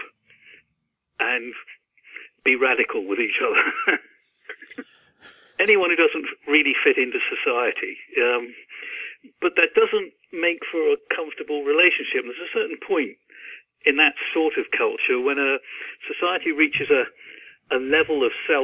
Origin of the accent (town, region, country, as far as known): Cornwall, South West England, United Kingdom; born or raised there; moved away as an adult; also born or lived in London